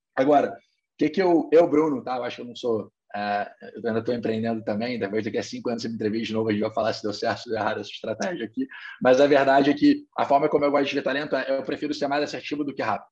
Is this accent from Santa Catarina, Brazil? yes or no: no; Rio de Janeiro, Brazil; Eu sou carioca, formado em economia aqui é, pela PUC Rio